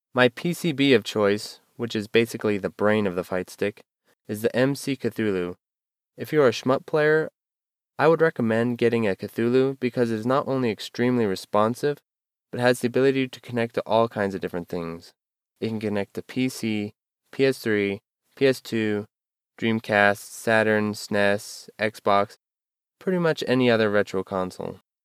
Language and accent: English; United States; I'm an American